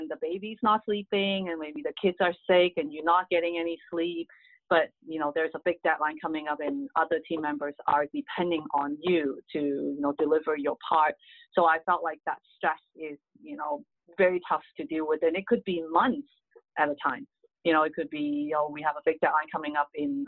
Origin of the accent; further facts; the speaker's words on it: Hong Kong; English is a second language; moved away as an adult; now in United States; I grew up in Hong Kong